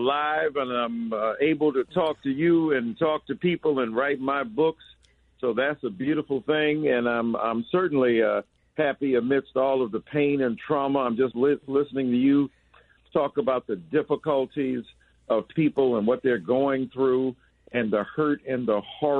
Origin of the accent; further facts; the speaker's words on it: Detroit, Michigan, United States; also born or lived in Chicago; from my hometown, Detroit.